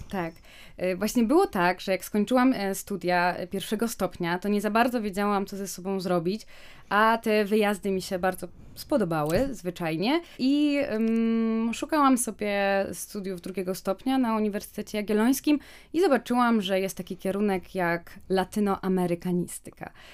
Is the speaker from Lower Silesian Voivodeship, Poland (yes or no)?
yes; Wrocław, Lower Silesian Voivodeship, Poland; moved away as an adult; also born or lived in Kraków / Chile; ja, choć jestem z Wrocławia, to wyjechałam na studia do Krakowa